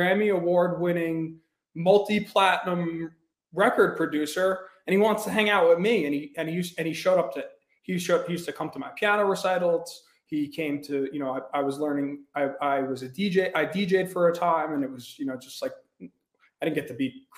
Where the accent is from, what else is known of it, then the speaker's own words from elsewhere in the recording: Long Island, New York, United States; I grew up in Long Island, New York. I grew up on the North Shore